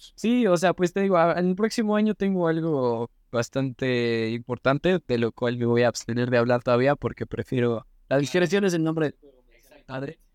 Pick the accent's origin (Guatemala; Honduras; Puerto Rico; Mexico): Mexico; soy mexicano